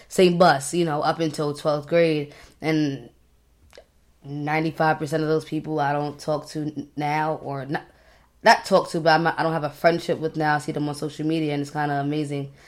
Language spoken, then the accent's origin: English; Long Island, New York, United States; moved away as an adult; now in Maryland, United States; I grew up in Long Island